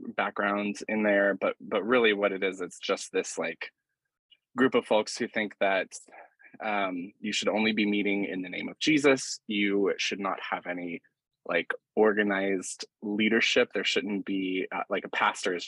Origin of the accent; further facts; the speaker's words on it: Asheville, North Carolina, United States; I grew up in Western North Carolina, and in Asheville and outside of Asheville